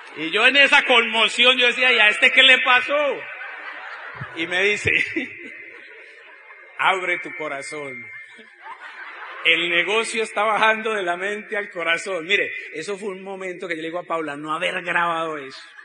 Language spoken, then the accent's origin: Spanish; Colombia